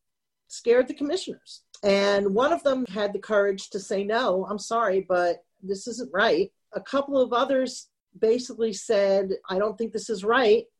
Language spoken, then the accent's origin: English; Northern New Jersey, United States; also born or lived in New York City; now in Central New Jersey, United States; I was raised in Northern Jersey, is where we call it Taylor ham